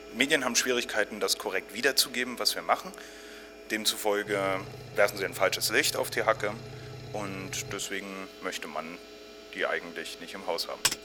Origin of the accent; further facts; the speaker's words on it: Berlin, Germany; ich in Ostberlin aufgewachsen bin